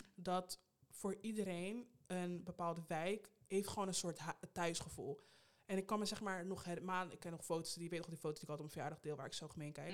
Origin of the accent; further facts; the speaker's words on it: Rotterdam, South Holland, Netherlands; moved away as an adult; now in Amsterdam, Netherlands; ben in Amsterdam geboren en in Rotterdam opgegroeid